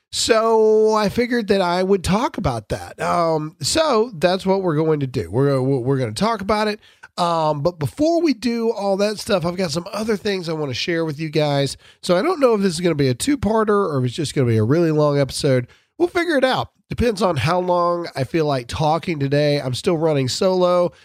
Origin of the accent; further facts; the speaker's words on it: Mississippi, United States; I'm from Mississippi.